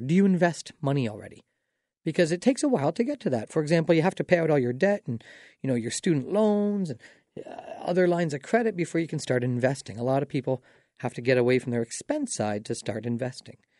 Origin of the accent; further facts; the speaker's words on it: Dorchester, Ontario, Canada; now in London, Canada; I grew up in Dorchester